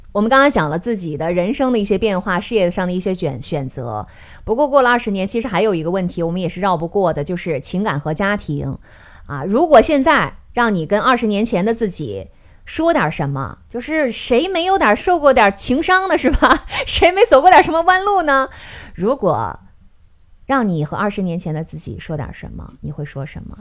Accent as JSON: {"language": "Chinese", "region": "Northeast China", "country": "China", "said": "我们东北人"}